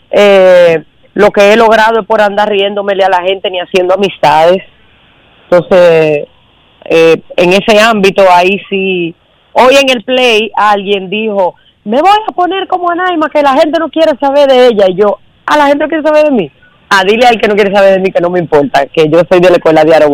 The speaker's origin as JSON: {"language": "Spanish", "country": "Dominican Republic", "said": "la oportunidad a nosotros como dominicanos"}